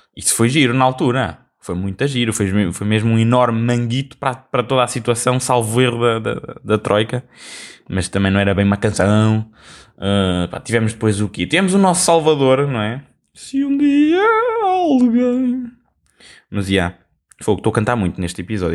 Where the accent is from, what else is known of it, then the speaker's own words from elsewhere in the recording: Portugal; como um bom português